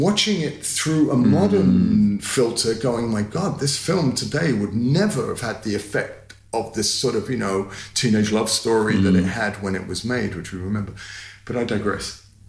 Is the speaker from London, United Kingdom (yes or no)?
yes; London, United Kingdom; I grew up in North London. With a single mother and obviously a foreign last name. And I grew up in Finsbury Park initially, and it was hardcore back then.